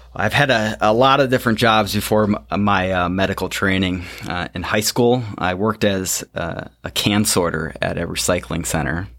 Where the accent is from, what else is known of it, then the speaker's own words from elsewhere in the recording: Dubuque, Iowa, United States; I grew up in Dubuque, Iowa